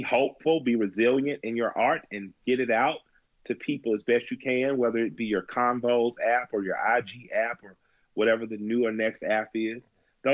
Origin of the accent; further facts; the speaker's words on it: the South, United States; I'm a Southerner